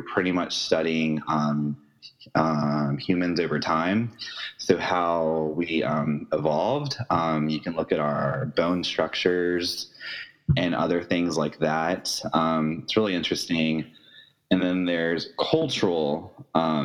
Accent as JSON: {"language": "English", "town": "Jacksonville", "region": "Florida", "country": "United States", "said": "I'm from Jacksonville, Florida"}